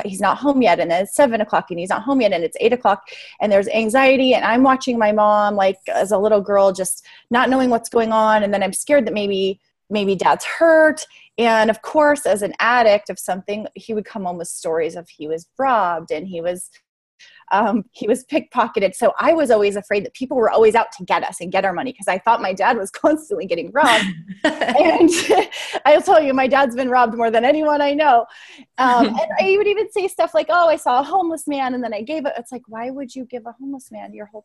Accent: Las Vegas, Nevada, United States; I grew up in Las Vegas, and perfect place to grow up with a compulsive gambler as a dad, not

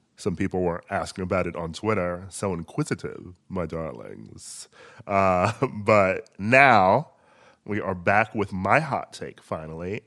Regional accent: Milwaukee, Wisconsin, United States; moved away; I lived in Milwaukee.

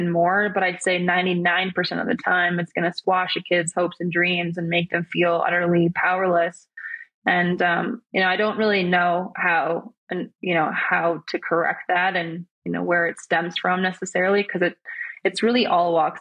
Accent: Minnesota, United States; we grew up together in Minnesota

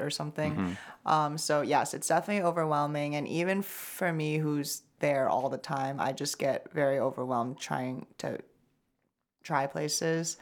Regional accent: Shanghai, China; now in United States; I'm from Shanghai

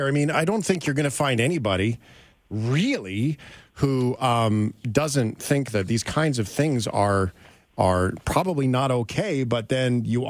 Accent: Flin Flon, Manitoba, Canada; I was born in Flin Flon, Manitoba.

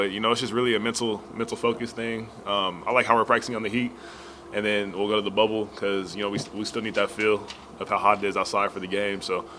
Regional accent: Arizona, United States; moved away as an adult; now in Austin, United States; I'm from Arizona

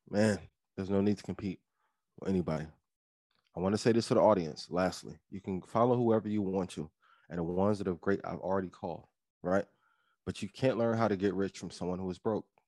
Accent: East Chicago, Indiana, United States; moved away; I'm from East Chicago, Indiana, my, some of my family still in, in East Chicago, Indiana to this day.

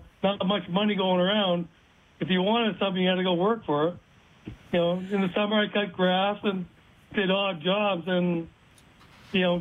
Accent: Boston, Massachusetts, United States; born or raised there; also born or lived in Taiwan

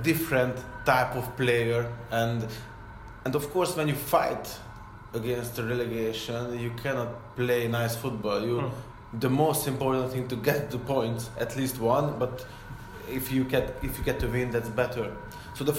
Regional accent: Porto, Porto District, Portugal; English is a second language; Because I come from Porto

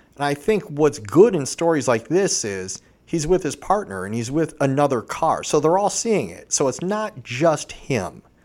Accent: Vermilion, Ohio, United States; I grew up in Vermillion, Ohio.

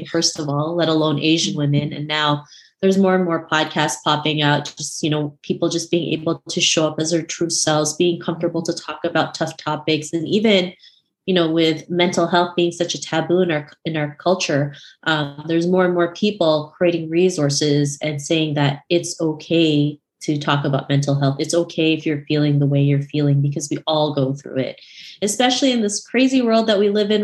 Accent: Canada; my upbringing growing up in Canada.

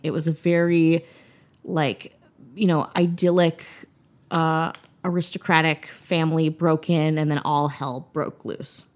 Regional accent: United States; as an American

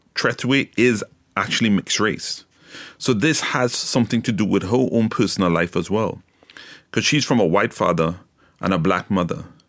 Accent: Trinidad & Tobago; now in United Kingdom; I've grown up in Trinidad, so I was raised in Trinidad.

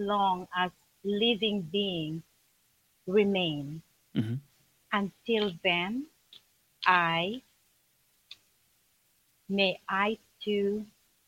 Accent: Manila, Metro Manila, Philippines; moved away as an adult; I was born in Philippines, Manila.

